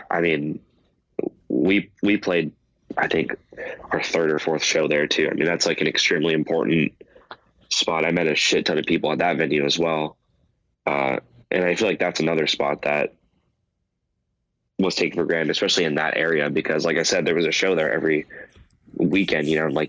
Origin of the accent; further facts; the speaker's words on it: Valencia, California, United States; And then growing up in Valencia, there was a it wasn't even a venue, it was just a park that they had punk shows